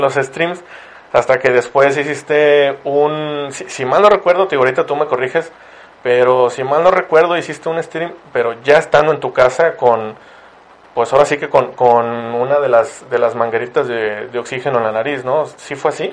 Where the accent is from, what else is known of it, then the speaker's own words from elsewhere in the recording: Ciudad Victoria, Tamaulipas, Mexico; now in Monterrey, Mexico; yo vivo en Monterrey, pero soy de Ciudad Victoria, en Tamaulipas. Y cuando, cuando cursé allá lo que fue la secundaria y la prepa